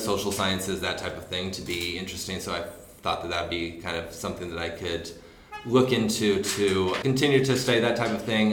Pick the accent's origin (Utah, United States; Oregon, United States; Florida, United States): Utah, United States; Orem; I grew up in Orem, Utah. And that's basically where I spent almost all my childhood